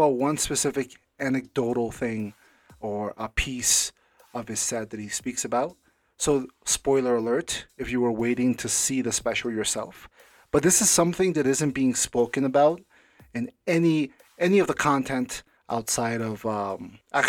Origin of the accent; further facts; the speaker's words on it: United States; I'm an American